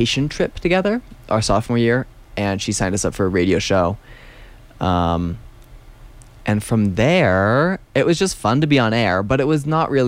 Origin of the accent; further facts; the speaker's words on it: New Hampshire, United States; moved away as an adult; also born or lived in Williamstown, Massachusetts; now in Telluride, United States; I grew up in New Hampshire